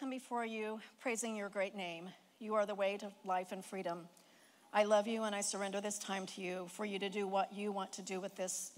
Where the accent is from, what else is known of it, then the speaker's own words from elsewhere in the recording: Indiana, United States; moved away as an adult; now in California, United States; I was born in Indiana to a grain and livestock farmer and his introverted wife